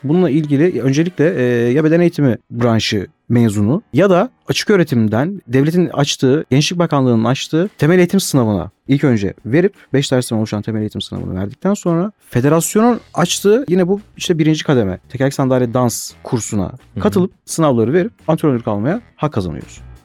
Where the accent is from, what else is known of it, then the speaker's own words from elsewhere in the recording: Akhisar, Manisa, Turkey; now in Istanbul, Turkey; 1992 Manisa Akisar doğumluyum. İlk örtüm ve orta öğrenimimi Akisar'da tamamladım.